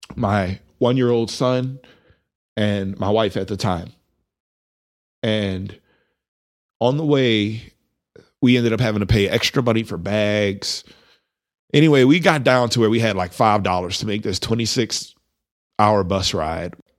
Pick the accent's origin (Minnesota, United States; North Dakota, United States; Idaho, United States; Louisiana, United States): Louisiana, United States; now in Amarillo, United States; I'm from Louisiana